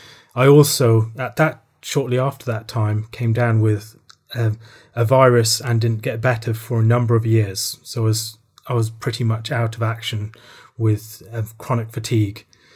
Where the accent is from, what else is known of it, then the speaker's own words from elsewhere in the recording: Ireland; also born or lived in Worcester, England; I was born in Worcester in the Midlands in England, but my parents were missionaries in the Republic of Ireland, so I moved over there when I was 3 months old and spent the entirety of my childhood there.